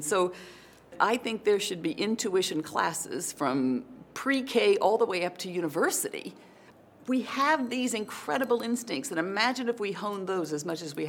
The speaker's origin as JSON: {"language": "English", "town": "New Palestine", "region": "Indiana", "country": "United States", "tie": "born or raised there", "said": "So I grew up in a tiny town in Indiana called New Palestine, which most people have never heard of. It's about 20 miles southeast of Indianapolis"}